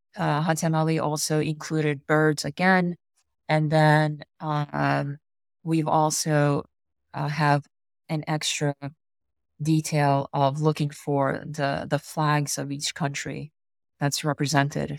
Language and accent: English; United States; I grew up here in America